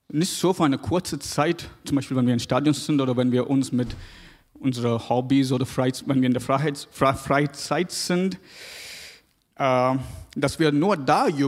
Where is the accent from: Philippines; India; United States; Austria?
India; South India; Ich komme aus Indien, aus Südindien, ganz, ganz süd, südlich.